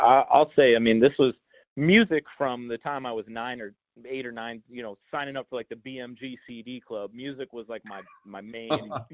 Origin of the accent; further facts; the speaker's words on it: Wells, Maine, United States; also born or lived in Boston, Massachusetts / Springfield, Massachusetts; I grew up in Wells, Maine, which is basically on the coast of Maine.